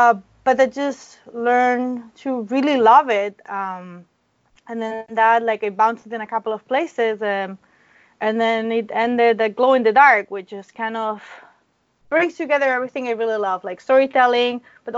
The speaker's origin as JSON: {"language": "English", "country": "Spain", "moved": "as an adult", "lives_now": "United States", "said": "So I'm from Spain."}